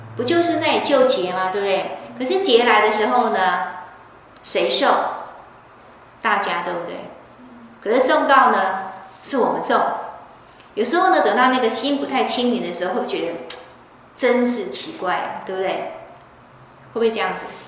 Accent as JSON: {"language": "Chinese", "country": "Taiwan", "also_born_or_lived": "Beijing", "said": "其实我在台湾常被归类为外省人，人家常以为我是外省人，虽然我不是"}